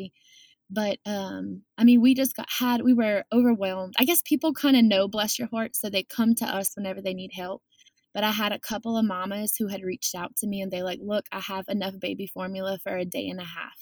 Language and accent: English; South Lafourche, Louisiana, United States; we are from the South Lafourche community